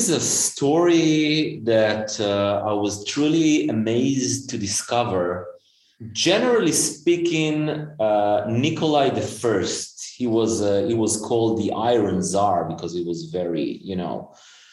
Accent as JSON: {"language": "English", "country": "Israel", "tie": "born or raised there", "said": "growing up in Israel"}